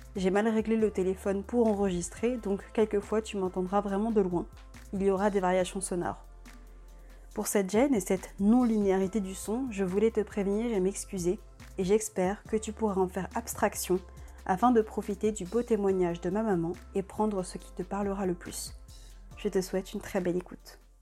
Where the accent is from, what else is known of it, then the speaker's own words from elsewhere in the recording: Paris, Île-de-France, France; moved away as an adult; now in Lyon, France; c'est vrai que nous, on avait toujours habité à Paris. Ma mère est née à Paris, je suis née à Paris